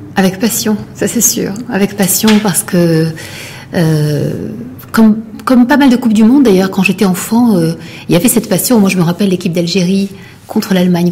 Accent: Morocco; je suis marocaine

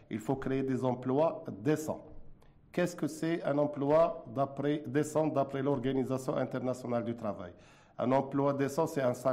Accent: Morocco; Nous sommes des Marocains.

